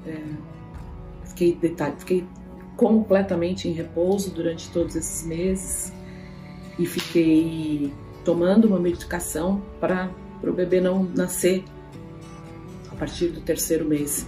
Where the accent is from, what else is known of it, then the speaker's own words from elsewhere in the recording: São Paulo, Brazil; nasci aqui em São Paulo